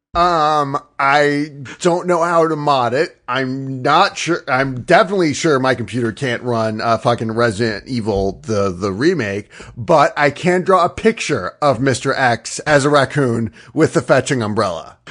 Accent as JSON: {"language": "English", "region": "Northeastern United States", "country": "United States", "said": "I'm from the Northwestern United, I'm sorry, the Northeastern United States."}